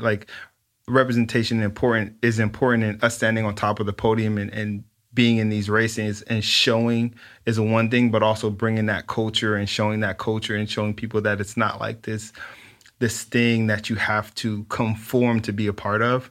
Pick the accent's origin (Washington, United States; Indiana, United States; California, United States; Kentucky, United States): California, United States; Los Angeles; I grew up in South Central L